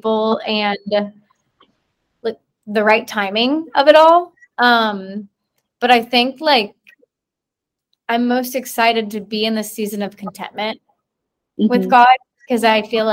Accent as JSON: {"language": "English", "region": "Georgia", "country": "United States", "tie": "born or raised there", "moved": "as an adult", "lives_now": "Chattanooga, United States"}